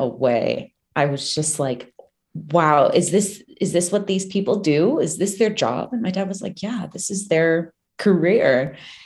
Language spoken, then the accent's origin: English; Manassas, Virginia, United States; I grew up in Manassas, Virginia, which is like this tiny, small town outside of DC.